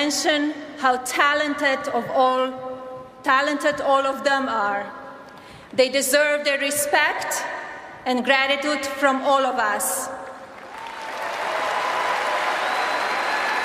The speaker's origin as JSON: {"language": "English", "country": "Slovenia", "tie": "born or raised there", "moved": "as an adult", "lives_now": "United States", "said": "I was born in Slovenia, a small, beautiful, and then communist country in Central Europe"}